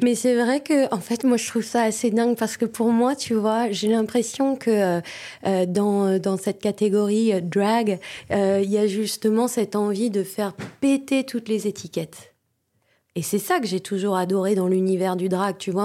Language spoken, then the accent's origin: French; Vosges, Grand Est, France; moved away; je suis franco-allemande et, euh, quand j'étais petite, je vivais dans les Vosges